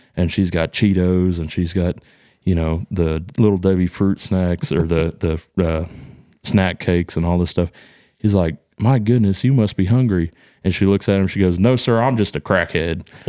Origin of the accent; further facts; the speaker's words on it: Texas, United States; accent: hick accent; I think I'm just from Texas.